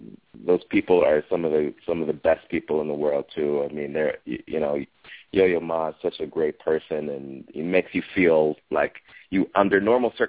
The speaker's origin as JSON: {"language": "English", "town": "Chicago", "region": "Illinois", "country": "United States", "tie": "born or raised there", "said": "I grew up in Chicago"}